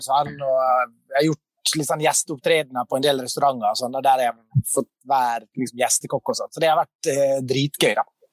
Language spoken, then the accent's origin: Norwegian; Sunnmøre, Møre og Romsdal, Norway; Jeg kommer fra Sunnmøre